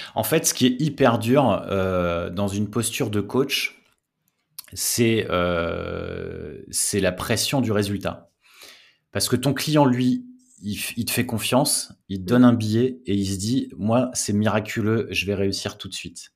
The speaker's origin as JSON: {"language": "French", "area": "the North", "region": "Hauts-de-France", "country": "France", "said": "je viens du, du Nord"}